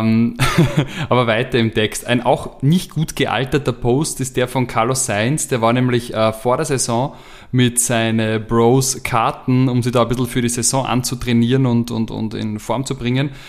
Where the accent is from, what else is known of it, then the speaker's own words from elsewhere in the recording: Austria; als Österreicher